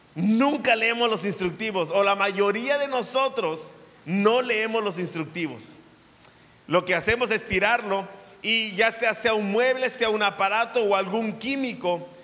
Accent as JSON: {"language": "Spanish", "country": "Mexico", "said": "como buen mexicano"}